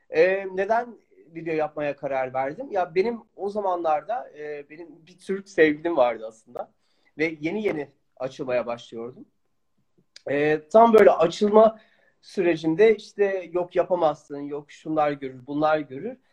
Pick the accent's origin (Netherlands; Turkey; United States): Netherlands; ben Hollanda'da doğuyorum